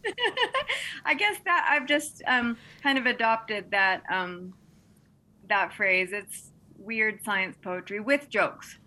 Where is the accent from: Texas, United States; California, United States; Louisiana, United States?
Texas, United States; moved away; also born or lived in Montana; I grew up in Texas, and um, mesquite trees abounded where I lived